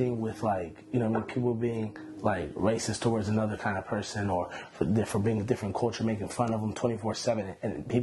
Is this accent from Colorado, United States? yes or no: no; Sacramento, California, United States; English is a second language; also born or lived in Iran; I come from Sacramento, California. I was raised out here, but I was born in Iran